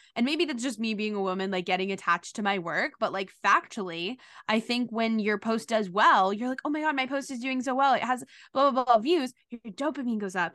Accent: New York City, New York, United States; I grew up in New York City

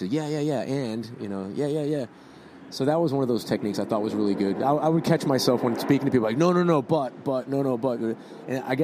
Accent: Boston, Massachusetts, United States; accent: Boston; My Boston accent isn't as strong as it used to be because of all the talking I've had to do.

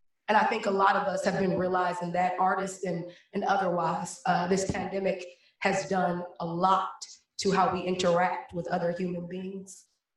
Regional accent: Cleveland, Ohio, United States; Born and raised in Cleveland, Ohio

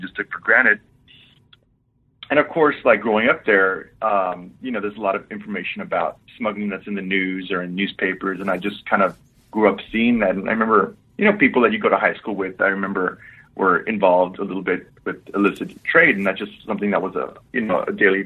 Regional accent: Laredo, Texas, United States; I was born and raised in South Texas

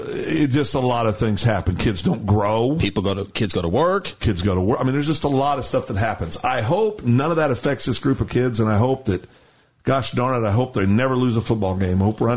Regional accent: Kansas, United States; moved away; also born or lived in Guthrie, Oklahoma; when I grew up in Kansas, where I lived

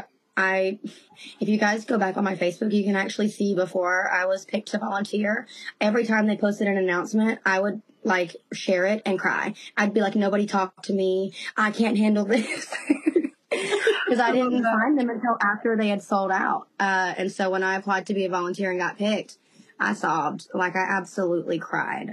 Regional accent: Covington, Georgia, United States; also born or lived in Conyers, Georgia; Technically, I was born in Conyers because I was born at Rockdale Hospital. But when I left the hospital to come home, I come home to Covington

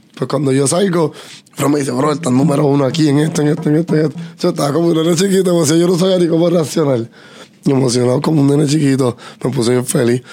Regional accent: Puerto Rico; somos puertorriqueños

